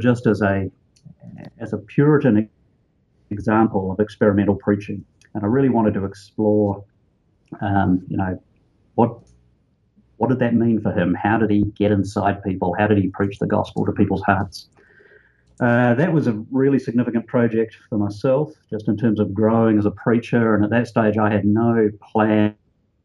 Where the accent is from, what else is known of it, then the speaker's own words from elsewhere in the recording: New Zealand; also born or lived in Australia; I grew up in New Zealand, a little country down under